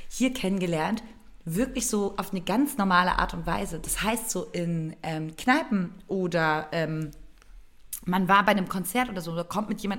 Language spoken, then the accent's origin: German; Berlin, Germany; dankbar, dass ich Familie und Freunde in Berlin habe, ähm, dass ich diese Stadt immer noch irgendwie so äh, meine Heimat nennen kann.